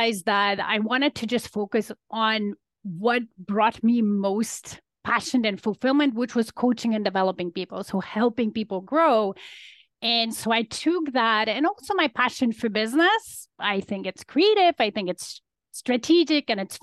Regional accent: Poland; now in Toronto, Canada; I'm an immigrant to Canada. So I came from Poland

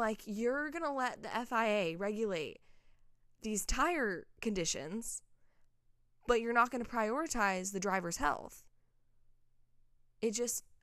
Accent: Nashville, Tennessee, United States; in my hometown

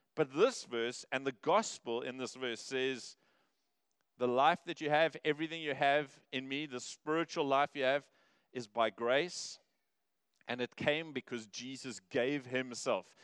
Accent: Cape Town, Western Cape, South Africa; now in Durban, South Africa; I grew up in Cape Town

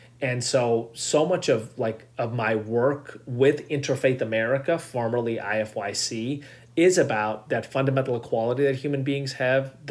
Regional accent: United States; we're Indian Americans

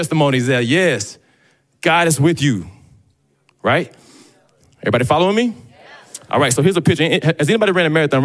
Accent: Dallas, Texas, United States; growing up in Dallas

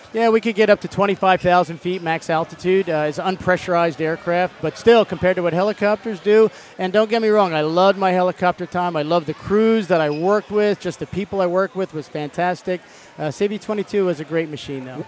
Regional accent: Cherry Hill, New Jersey, United States; moved away as an adult; born and raised in New Jersey, right across the river from Philadelphia

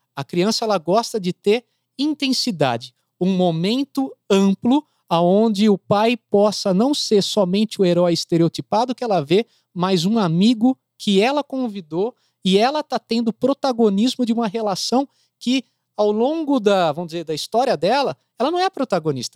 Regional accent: Brazil; eu sou brasileiro.

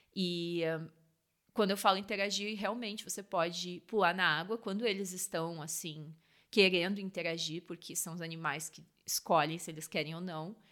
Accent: Rio Grande do Sul, Brazil; now in South Africa; Eu sou do Rio Grande do Sul

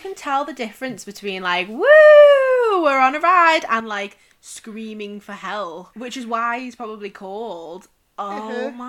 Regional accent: United Kingdom; we as like a British population

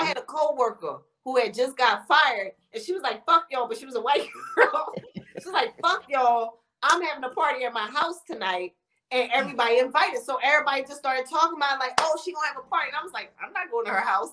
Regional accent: Philadelphia, Pennsylvania, United States; I'm from Philly.

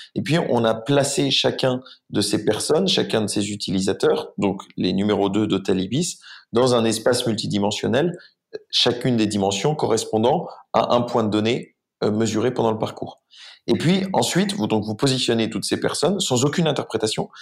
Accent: France; je suis français, j'ai 27 ans

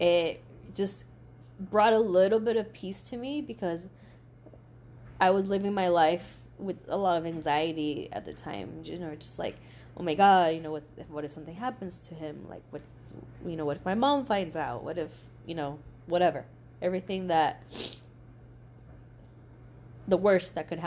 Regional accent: El Paso, Texas, United States; moved away as an adult; also born or lived in New Mexico / Mexico; now in Austin, United States; I grew up in El Paso

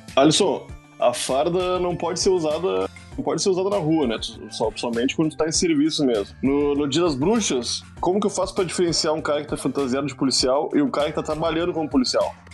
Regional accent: Rio Grande do Sul, Brazil; Eu sou gaúcho.

